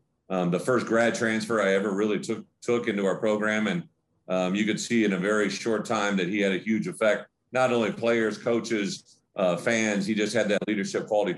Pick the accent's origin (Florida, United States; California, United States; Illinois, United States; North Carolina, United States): Illinois, United States; Prophetstown; I grew up in Illinois, grew up in an environment that really in an area in Illinois that was kind of a little bit of everything. There was, we're close to the Mississippi border, so there was a little bit of Iowa, Wisconsin, Illinois fan going on.